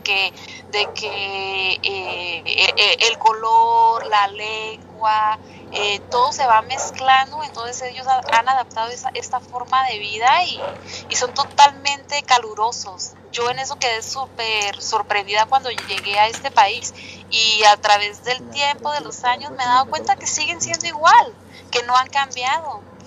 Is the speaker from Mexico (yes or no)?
yes; Mexicali, Baja California, Mexico; moved away as an adult; now in Edmonton, Canada; yo soy de ahí, de Mexicali, Baja California